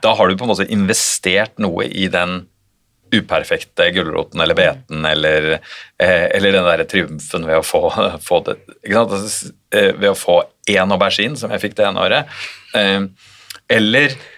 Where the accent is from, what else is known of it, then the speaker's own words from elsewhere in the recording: Oslo, Norway; Jeg vokste jo opp i, i Oslo